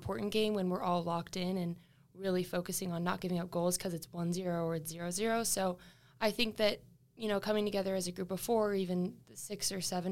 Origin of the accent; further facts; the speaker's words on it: Seattle, Washington, United States; moved away as an adult; now in Boise, United States; I'm from Seattle